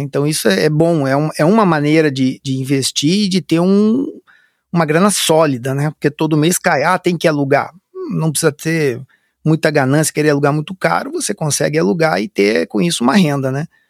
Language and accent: Portuguese; Curitiba, Paraná, Brazil; moved away; na cidade de Curitiba, que eu sou natural de Curitiba.